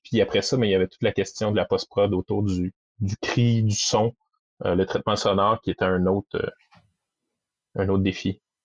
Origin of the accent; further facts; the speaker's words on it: Quebec City, Quebec, Canada; je viens de Québec